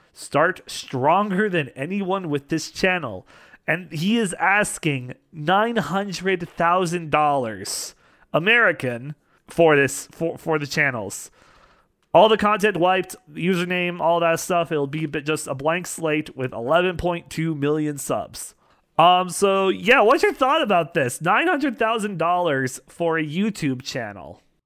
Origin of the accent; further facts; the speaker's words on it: Western Canada, Canada; As a fellow Canadian, uh, out in the western part of Canada